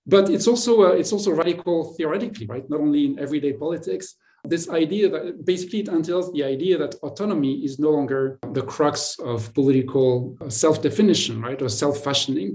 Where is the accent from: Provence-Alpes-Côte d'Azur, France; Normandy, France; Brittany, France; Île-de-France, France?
Provence-Alpes-Côte d'Azur, France; Marseille; moved away; I come from Marseille, which is growing up was a bilingual city